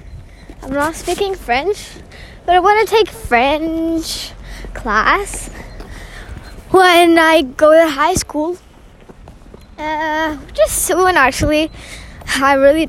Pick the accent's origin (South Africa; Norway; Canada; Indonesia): Norway; I'm from Norway